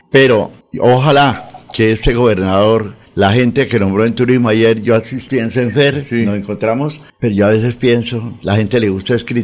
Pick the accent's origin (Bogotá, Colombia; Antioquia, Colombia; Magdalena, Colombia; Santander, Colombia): Santander, Colombia; Esperanza Gallón, que fue un ícono grande en mi tierra, Santander, amiga mía.